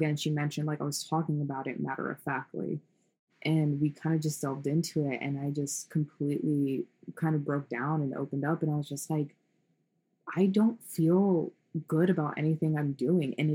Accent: New York, United States; now in Los Angeles, United States; I'm originally from New York. All of my family's in New York

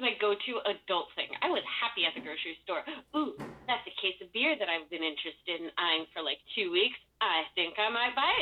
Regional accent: Los Angeles, California, United States; I was born in East LA, raised in the Valley

